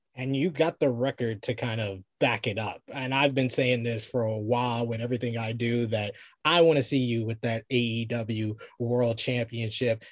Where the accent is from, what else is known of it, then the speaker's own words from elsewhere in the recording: New York, United States; I'm a New Yorker